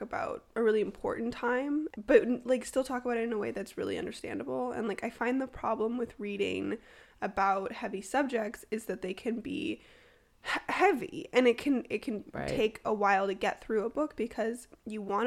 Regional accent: Toronto, Ontario, Canada; now in Ottawa, Canada; born and raised in Toronto and now living and working in Ottawa.

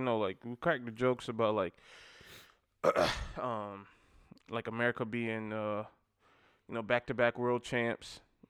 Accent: South Carolina, United States; You know I'm from South Carolina, so damn.

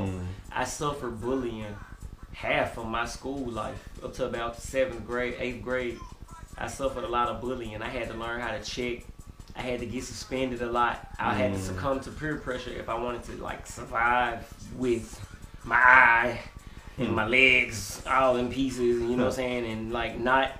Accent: Memphis, Tennessee, United States; well, you know, you asked me what it's like growing up. I think about being a child, and you know, the starting environment, just from when I was a kid going to school

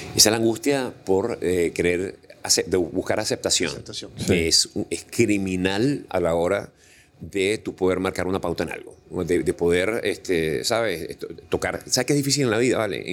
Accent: Venezuela; moved away as an adult; now in Panama; sueño con el momento en que yo regrese a mi país

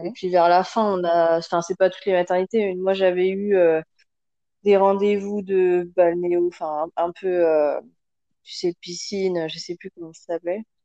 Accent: France; moved away as an adult; now in Senegal; moi, je suis française avec euh, des origines d'un peu partout

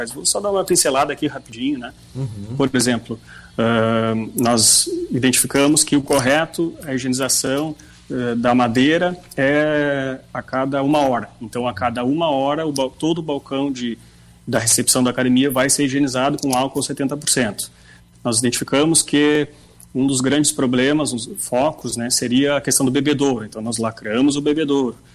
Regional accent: Bagé, Rio Grande do Sul, Brazil; now in Rio Grande, Brazil; O Rajão sabe que eu sou de Bagé, né? Eu moro em Rio Grande desde 2004.

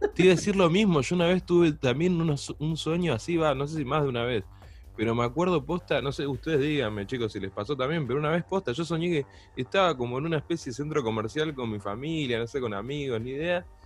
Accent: Pilar, Buenos Aires Province, Argentina; somos de Pilar

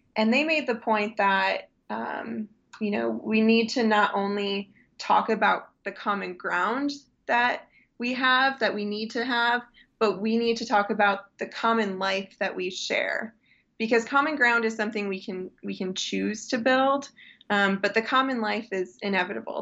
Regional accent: Muskegon, Michigan, United States; When I was raised in West Michigan in Muskegon

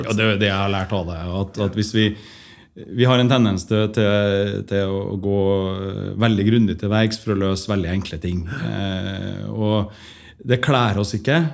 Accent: Trondheim, Trøndelag, Norway; moved away as an adult; also born or lived in Stockholm, Sweden; jeg vokste opp eh, på Moholt

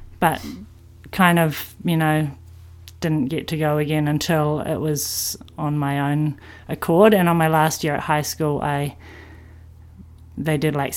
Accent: Coroglen, Waikato, New Zealand; I'm from the Coromandel. I grew up in Coro Glen. It's a little town just out of Whitianga on the farm

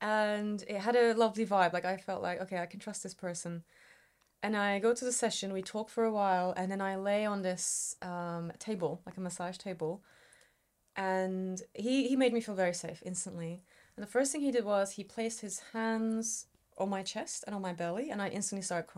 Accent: Istanbul, Turkey; moved away as an adult; now in United Kingdom; I grew up in Istanbul

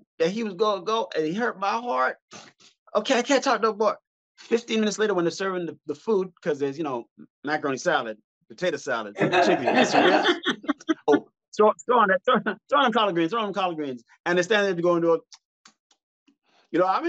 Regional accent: Montreal, Quebec, Canada; I'm from Montreal

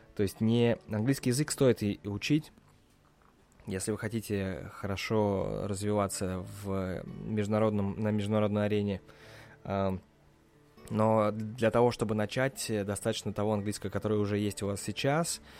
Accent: Russia; now in United States; я из России

